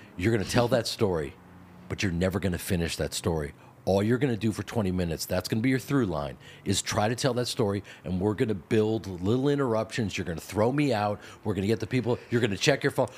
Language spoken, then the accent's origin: English; Chicago, Illinois, United States; I grew up in Chicago